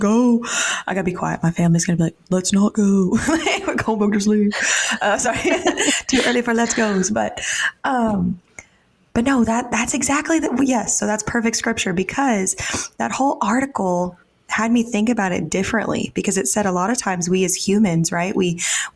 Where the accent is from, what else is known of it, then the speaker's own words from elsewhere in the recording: Texas, United States; I grew up in Texas.